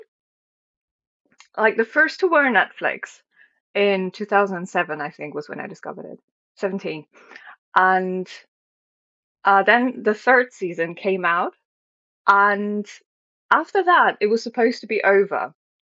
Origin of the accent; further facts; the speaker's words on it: Germany; I am from Germany